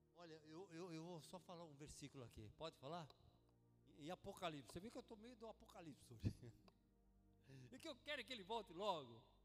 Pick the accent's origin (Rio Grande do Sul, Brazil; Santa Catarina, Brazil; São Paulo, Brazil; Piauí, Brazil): São Paulo, Brazil; moved away; also born or lived in Genoa, Italy; Eu sou de São Paulo, nasci em São Paulo. E quando eu tinha um ano de idade, perdi minha mãe, meu pai sumiu de casa. Fui criado pelo meu avô